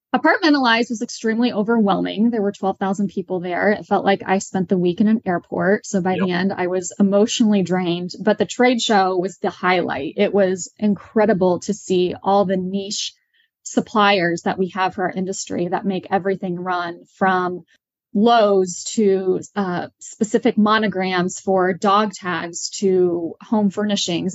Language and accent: English; Midwest, United States; moved away as an adult; also born or lived in Washington, D.C.; now in Charlotte, United States; I am originally from the Midwest